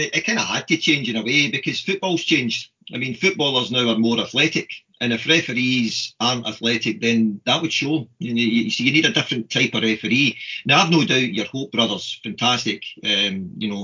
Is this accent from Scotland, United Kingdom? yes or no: yes; Kilwinning, Scotland, United Kingdom; I grew up in Kilwinning.